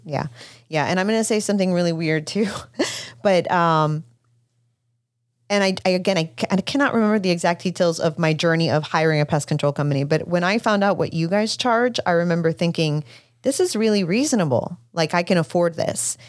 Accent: Puerto Rico; moved away; I grew up in Puerto Rico

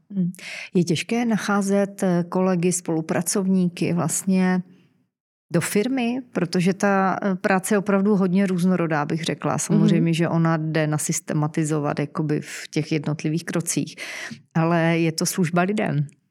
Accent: Czechia; Jsme my Češi

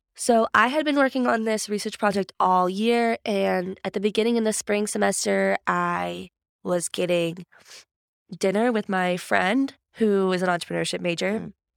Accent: Grove City, Pennsylvania, United States; I'm actually from Grove City. So, my parents both went to Grove City in the nineties and met, got married

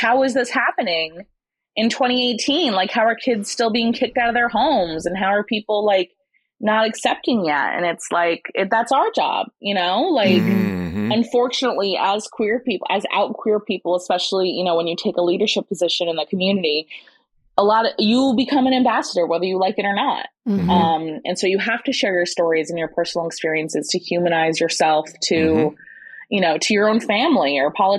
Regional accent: Sussex County, New Jersey, United States; growing up in Sussex County

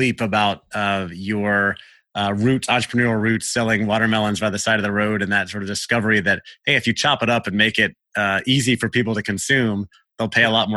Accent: Central Florida, United States; I grew up in Central Florida

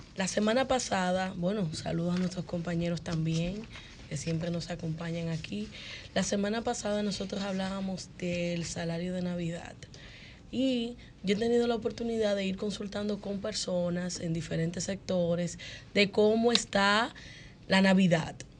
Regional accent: Dominican Republic; somos dominicanos

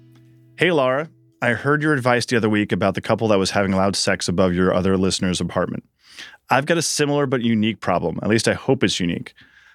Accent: New York, United States; growing up in New York

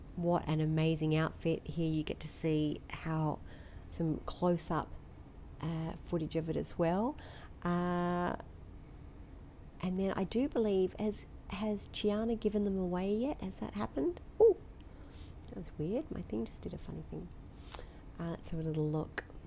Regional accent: Australia; I'm typical Aussie.

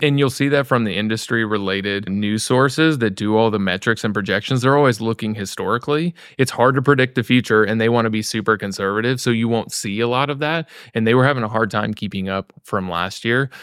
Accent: Missouri, United States; also born or lived in Florida / Kansas City; I grew up in Missouri, yeah, in those arcs

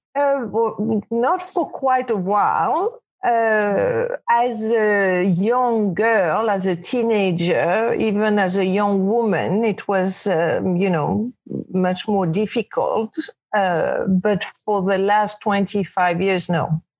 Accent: Casablanca, Casablanca-Settat, Morocco; English is a second language; now in New York, United States; I was brought up in Casablanca, Morocco, where girls are very protected.

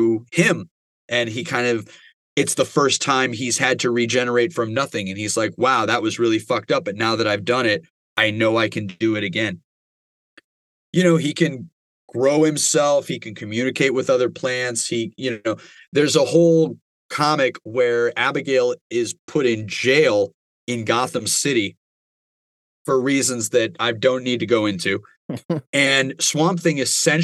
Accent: United States; I'm American

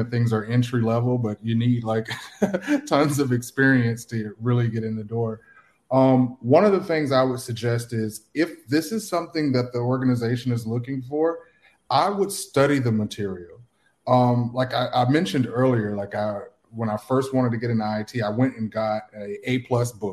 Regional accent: Atlanta, Georgia, United States; moved away as an adult; now in Miami, United States; I'm from Atlanta area. I currently live in Miami now

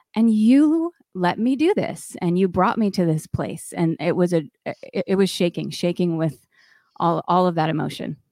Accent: Connecticut, United States; moved away; also born or lived in Provo, Utah / New York City; I grew up in Connecticut

